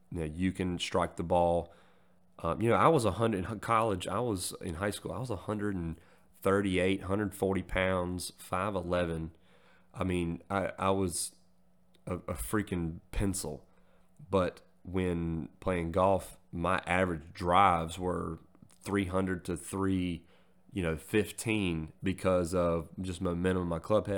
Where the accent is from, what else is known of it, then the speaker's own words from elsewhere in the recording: forty-five minutes from Goldsboro, North Carolina, United States; also born or lived in Greenville, North Carolina; here in my hometown, 'cause like I mentioned, I was stationed, I think I mentioned it, I was stationed in Goldsboro. You join the Air Force to, to go see the world, and you get fucking stationed forty-five minutes from home